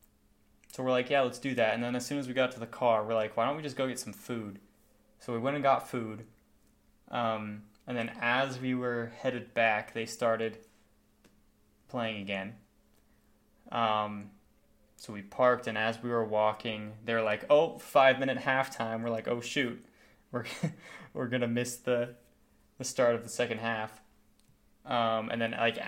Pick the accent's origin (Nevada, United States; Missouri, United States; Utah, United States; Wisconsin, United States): Nevada, United States; Las Vegas; I'm from Vegas